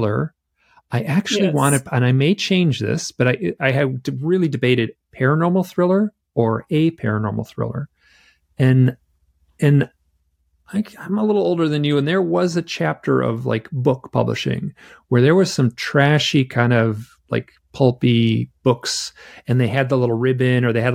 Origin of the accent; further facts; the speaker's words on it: Michigan, United States; I am from Michigan. So I was born and raised in the Midwest.